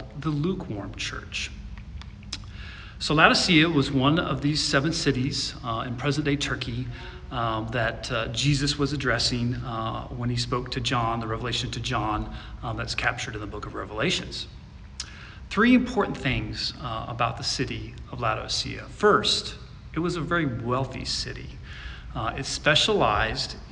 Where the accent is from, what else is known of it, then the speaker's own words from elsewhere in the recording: Midwest, United States; where I grew up in the Midwest